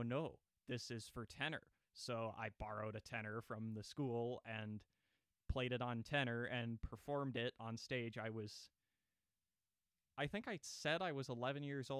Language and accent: English; Monument, Colorado, United States; I grew up in Monument, Colorado, which is in pretty close proximity to Colorado Springs